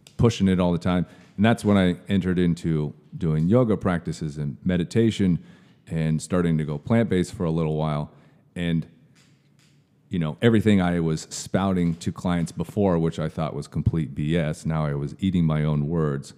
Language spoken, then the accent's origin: English; Kirkland, Washington, United States; moved away; I was from a suburb of uh, Seattle. It's called the East Side. So mm-hmm. I was born in Kirkland.